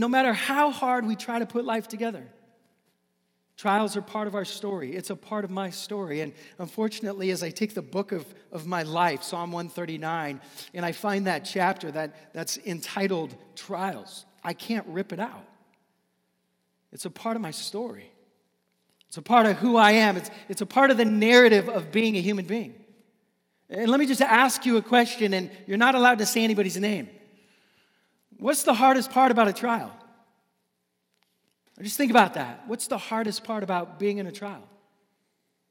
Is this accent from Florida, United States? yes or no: no; Seattle, Washington, United States; also born or lived in Daly City; now in San Francisco, United States; I'm an ocean guy growing up in Seattle